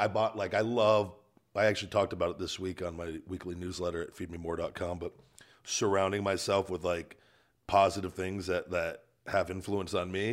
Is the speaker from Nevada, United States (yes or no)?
yes; Las Vegas, Nevada, United States; born or raised there